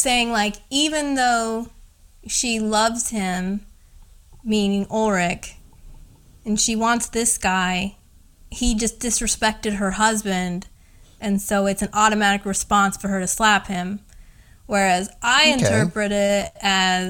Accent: Indiana, United States; my hometown or like Indiana

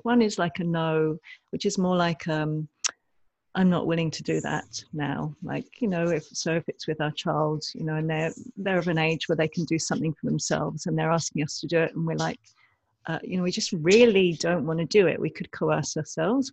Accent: England, United Kingdom; born or raised there

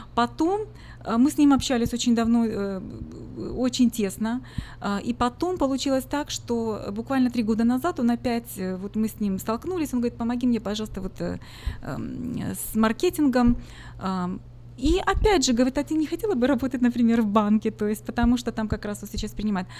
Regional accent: Ukraine; now in Sacramento, United States; я сама из Украины, хохлушка

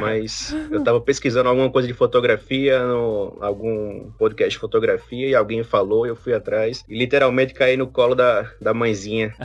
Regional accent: Northeast Region, Brazil; moved away as an adult; now in Canada; Eu sou nordestino

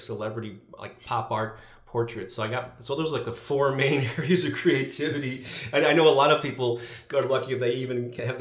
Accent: St. Louis, Missouri, United States; St. Louis, Missouri, which has been my hometown for my entire life, born and raised here

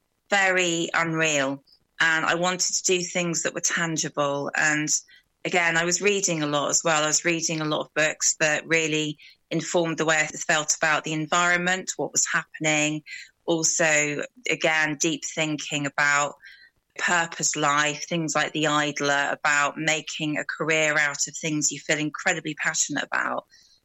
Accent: Brighton, South East England, United Kingdom; moved away as an adult; now in West Wales, United Kingdom; I'm from Brighton originally. So I moved to the wild west of Wales about 12 years ago.

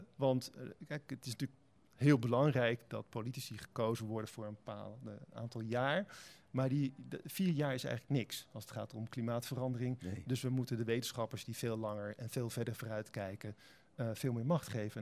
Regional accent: Spijkenisse, South Holland, Netherlands; also born or lived in Heerlen; now in Utrecht, Netherlands; ik ben eh, geboren in Heerlen en getogen in Spijkenisse

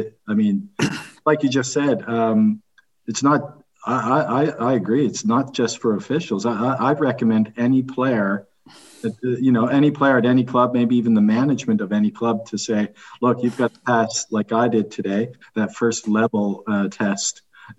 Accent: Halifax, Nova Scotia, Canada; my hometown, yeah, Halifax.

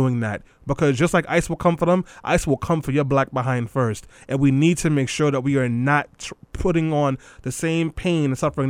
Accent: New York City, New York, United States; I grew up in East New York

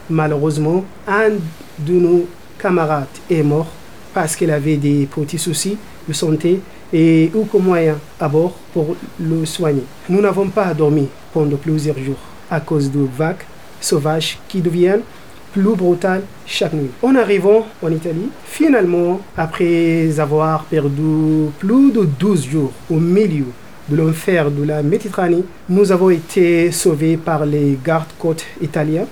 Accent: Sudan; moved away as an adult; now in France; mon pays natal, le Soudan

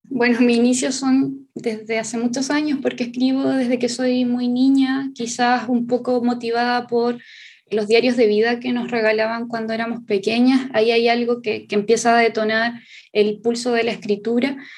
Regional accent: Chile; Somos parte del pueblo nación mapuche, eh, la parte del Mapu, que es todo lo que hoy se conoce como Chile

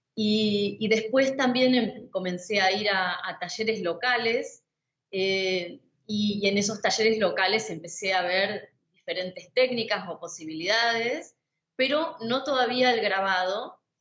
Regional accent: Zárate, Buenos Aires Province, Argentina; moved away as an adult; now in Buenos Aires, Argentina; yo nací a 90 kilómetros de la ciudad de Buenos Aires, en una ciudad que se llama Zárate

